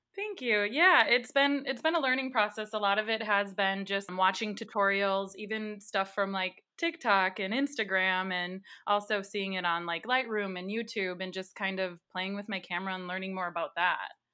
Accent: Wisconsin, United States; I'm from Wisconsin

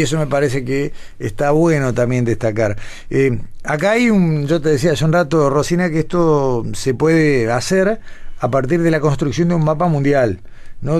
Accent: Uruguay; somos unos 15 uruguayos que están cursando

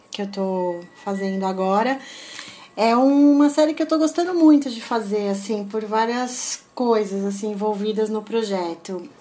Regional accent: São Paulo, Brazil; nasci aqui em São Paulo, uhum. nasci né, em Santana, em Santana né? Curuvi, na verdade. Entendi é, sempre morei aqui, quer dizer, morei em vários lugares

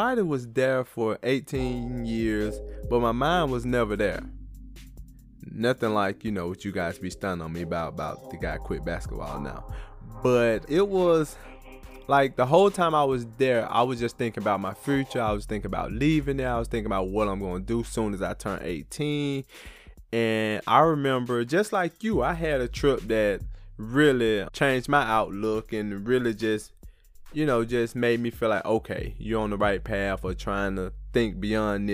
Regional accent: Goodwater, Alabama, United States; born or raised there

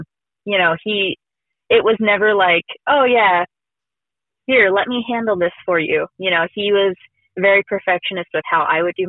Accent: Redding, California, United States; No, so we grew up in Redding. And Redding is up north. It's almost by Oregon. And it's a little mountainy town.

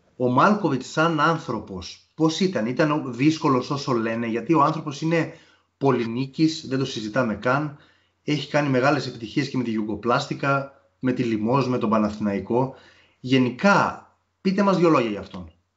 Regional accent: Nea Smyrni, Attica, Greece; είμαι και από τη Νέα Σμήνη

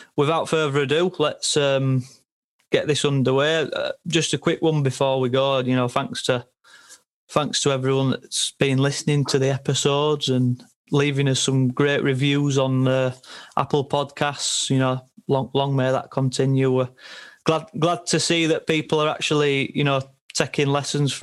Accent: England, United Kingdom; we can speak as English people

